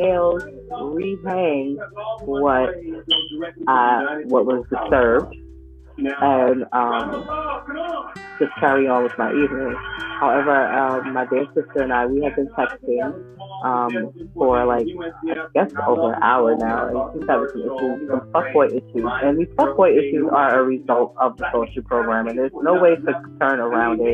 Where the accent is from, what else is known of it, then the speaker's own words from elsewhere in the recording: New York, United States; I'm from New York